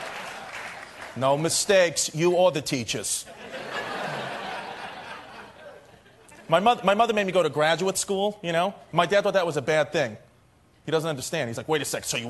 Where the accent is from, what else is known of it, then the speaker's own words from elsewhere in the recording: Brooklyn, New York, United States; I'm from Brooklyn